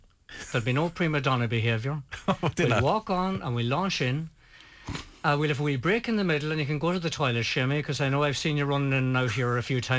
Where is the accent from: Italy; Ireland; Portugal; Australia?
Ireland; Ulster; We're from Donegal, after all.